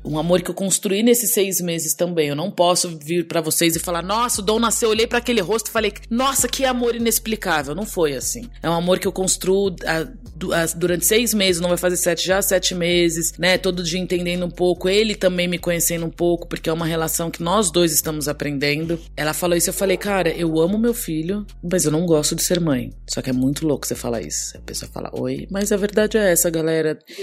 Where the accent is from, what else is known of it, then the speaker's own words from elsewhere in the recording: São Paulo, Brazil; also born or lived in Vila Mariana, São Paulo; Eu cresci muito criança na Leandro de Itaquera